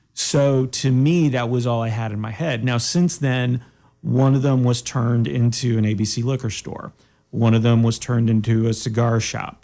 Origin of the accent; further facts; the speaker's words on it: Daytona Beach, Florida, United States; moved away; I grew up in Daytona Beach